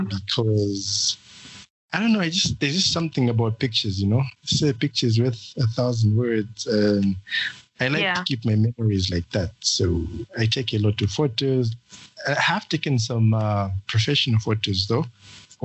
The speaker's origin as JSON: {"language": "English", "town": "Livingstone", "region": "Southern Province", "country": "Zambia", "moved": "yes", "lives_now": "Lusaka, Zambia", "said": "I'm from Livingstone, Zambia, currently based in Lusaka."}